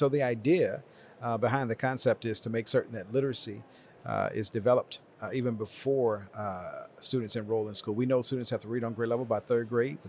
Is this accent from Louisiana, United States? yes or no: yes; Palmetto, Louisiana, United States; moved away as an adult; also born or lived in Baton Rouge, Louisiana / Tallahassee, Florida; I was raised in Southwest Louisiana, a small town called Palmetto. My grandmother raised me. I was born to two teenage parents.